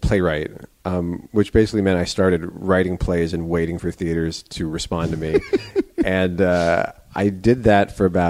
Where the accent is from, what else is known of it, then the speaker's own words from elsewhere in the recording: New York, United States; now in Los Angeles, United States; No, I'm from New York originally.